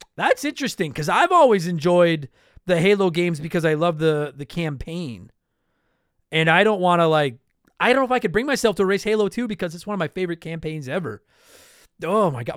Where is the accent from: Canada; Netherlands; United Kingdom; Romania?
Canada; I'm Canadian. I live here right now. It's fucking snowing outside. I live in Canada.